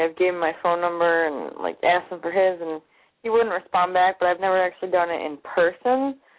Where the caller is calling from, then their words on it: Cleveland, Ohio, United States; I am from Cleveland, Ohio.